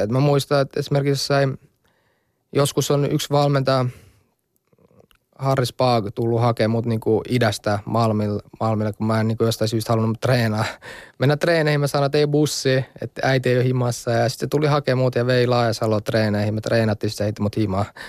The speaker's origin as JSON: {"language": "Finnish", "country": "Finland", "also_born_or_lived": "Kosovo", "moved": "yes", "lives_now": "Italy", "said": "mä oon suomalainen"}